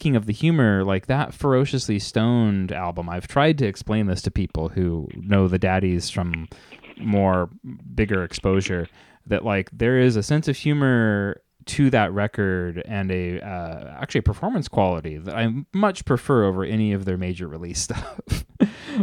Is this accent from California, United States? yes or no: no; Cottage Grove, Oregon, United States; also born or lived in Eugene; coming from a small town, Cottage Grove